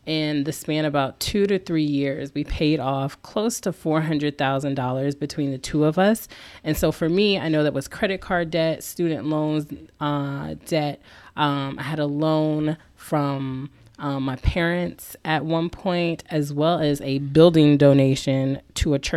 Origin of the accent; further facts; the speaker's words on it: East Coast, United States; also born or lived in Louisiana; so I'm a military brat raised mainly on the East Coast and in the South, but I was born in Louisiana. So, again, hence blended Creole.